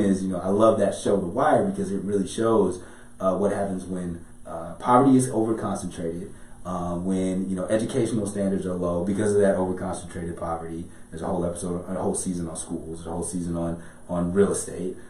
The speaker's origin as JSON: {"language": "English", "town": "Chicago", "region": "Illinois", "country": "United States", "tie": "born or raised there", "said": "I'm from Chicago"}